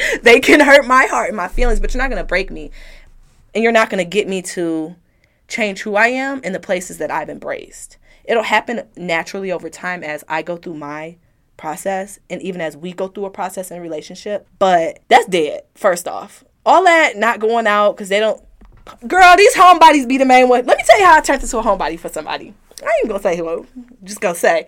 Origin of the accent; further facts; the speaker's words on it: Detroit, Michigan, United States; I'm from Detroit